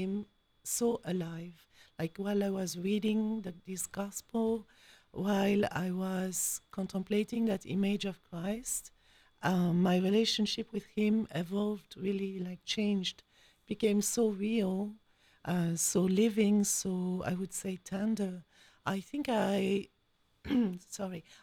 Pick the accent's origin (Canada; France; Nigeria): France; accent: French; English is a second language; moved away as an adult; also born or lived in Belgium / Switzerland / Philippines / United States; now in Columbus, United States; You can hear my accent. So je suis française. I am French.